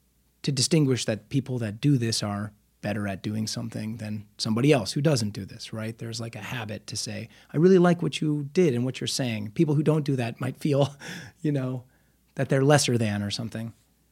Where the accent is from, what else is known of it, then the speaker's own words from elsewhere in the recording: Omaha, Nebraska, United States; now in Los Angeles, United States; I'm from Omaha.